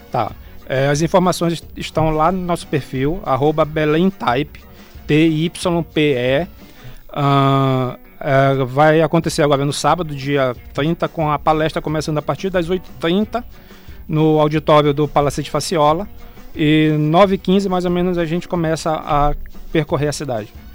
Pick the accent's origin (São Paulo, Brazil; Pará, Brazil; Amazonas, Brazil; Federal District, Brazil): Pará, Brazil; Breves; now in Belém, Brazil; eu sou lá de Breves